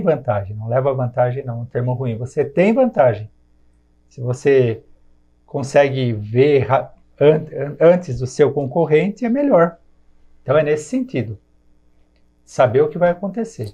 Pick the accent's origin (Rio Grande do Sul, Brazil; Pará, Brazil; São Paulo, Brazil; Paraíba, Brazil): São Paulo, Brazil; Jundiaí; sou nascido em Jundiaí, tenho 47 anos de idade, morei na colônia no Jardim Guanabara